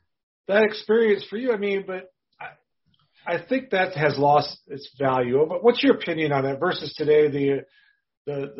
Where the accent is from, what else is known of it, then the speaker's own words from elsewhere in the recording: Rice Lake, Wisconsin, United States; in my hometown of Rice Lake, Wisconsin, okay, like 10,000 people there.